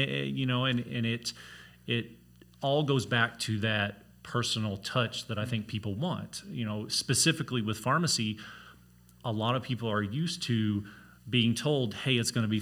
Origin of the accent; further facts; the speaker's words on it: Missouri, United States; moved away as an adult; now in Colorado, United States; originally we're from Missouri, born and raised in Missouri, born and raised on a farm